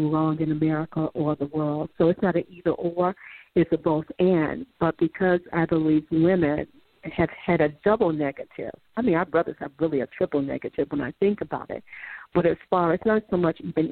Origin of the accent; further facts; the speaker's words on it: Chicago, Illinois, United States; I'm from Chicago, the South Side